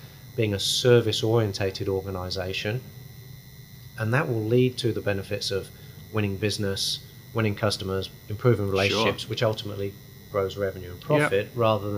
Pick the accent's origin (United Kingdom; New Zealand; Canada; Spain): United Kingdom; England; moved away as an adult; also born or lived in Saudi Arabia; now in Australia; one an Englishman, myself being the Englishman